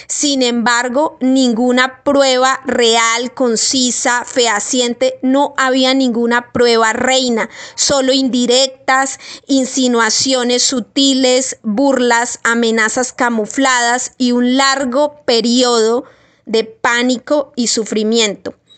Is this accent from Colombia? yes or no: yes; Colombia; Yo soy una pobre colombiana aquí, estrato 2